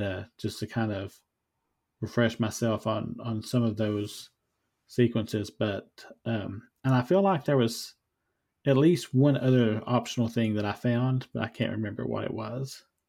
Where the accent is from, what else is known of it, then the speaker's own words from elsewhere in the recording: Eastern Kentucky, United States; moved away; where I grew up in Eastern Kentucky